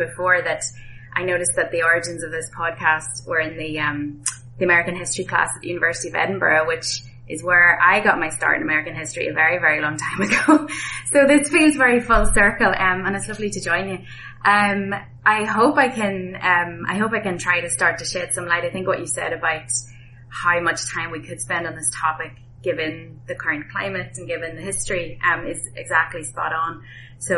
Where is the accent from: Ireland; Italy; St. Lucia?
Ireland; moved away as an adult; also born or lived in Boston, United States; now in South Bend, United States; I was back in my home country of Ireland